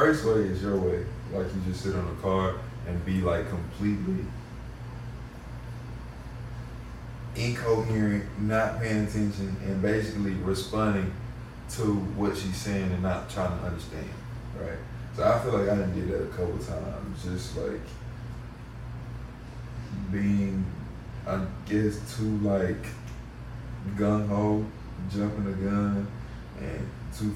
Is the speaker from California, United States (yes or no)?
no; Mississippi, United States; I grew up in Mississippi